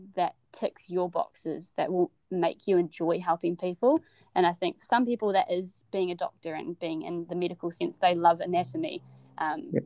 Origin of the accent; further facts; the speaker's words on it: Wellington, New Zealand; moved away as an adult; now in Dunedin, New Zealand; I'm originally from Wellington and um, born and raised in Wellington